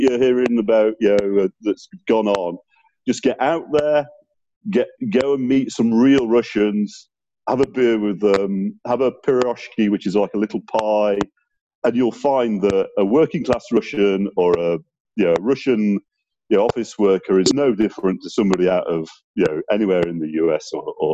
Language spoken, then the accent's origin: English; Sheffield, Yorkshire and the Humber, United Kingdom; my hometown of Sheffield